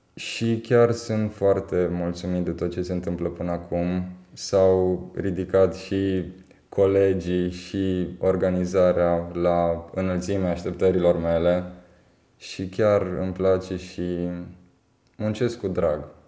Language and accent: Romanian; Timișoara, Timiș County, Romania; născut și crescut în Timișoara